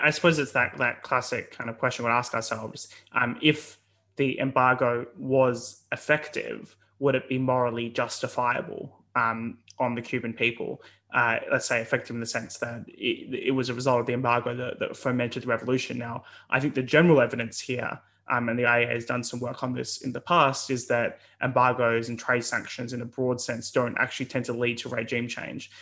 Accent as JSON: {"language": "English", "country": "Australia", "moved": "yes", "lives_now": "United Kingdom", "said": "as an Australian"}